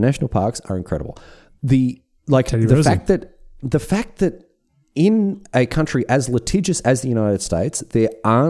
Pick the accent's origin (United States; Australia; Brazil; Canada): Australia; as an Australian.